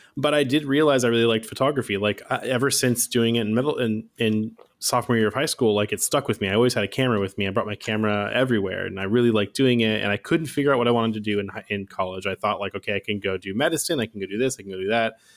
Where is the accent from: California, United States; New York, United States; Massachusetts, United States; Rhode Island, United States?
California, United States; Fremont; also born or lived in Redwood City / Oakland; I grew up in the Bay Area my whole life